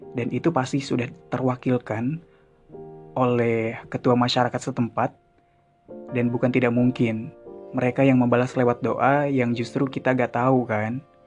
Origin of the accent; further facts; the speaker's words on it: Sunda, Indonesia; gue orang Sunda